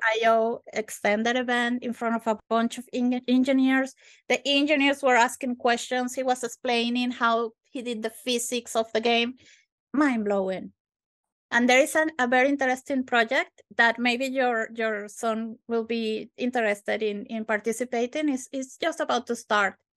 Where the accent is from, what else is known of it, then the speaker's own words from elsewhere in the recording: Venezuela; moved away as an adult; now in Glasgow, United Kingdom; I am actually from Venezuela, from South America